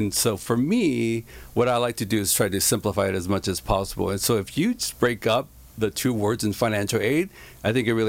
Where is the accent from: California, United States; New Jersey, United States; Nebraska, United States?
California, United States; Santa Ana; also born or lived in Garden Grove / Westminster; I grew up in Santa Ana